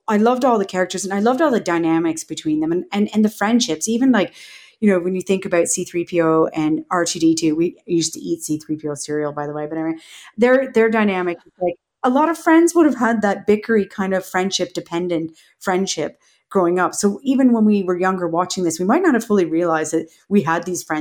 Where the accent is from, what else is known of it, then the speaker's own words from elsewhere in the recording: Canada; growing up in Canada